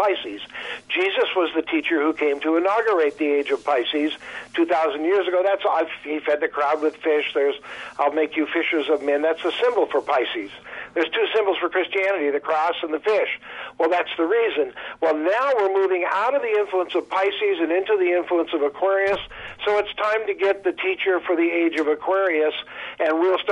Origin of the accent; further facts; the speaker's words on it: Marshall, Minnesota, United States; now in Southern California, United States; I grew up in Southern Minnesota, a town called Marshall